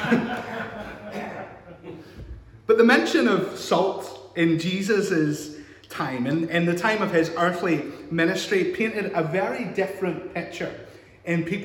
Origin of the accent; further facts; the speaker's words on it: United Kingdom; we're British